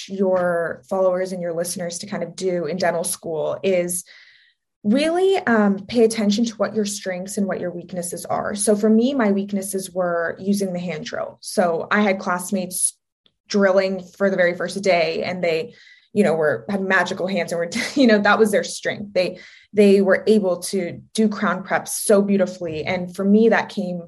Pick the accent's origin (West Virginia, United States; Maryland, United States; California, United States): California, United States; Southern; also born or lived in Oregon; I'm from Southern California. It's always sunny here